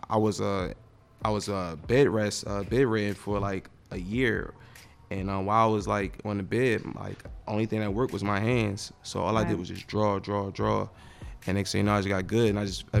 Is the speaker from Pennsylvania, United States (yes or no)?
yes; Philadelphia, Pennsylvania, United States; I grew up in North Philly, Nicetown area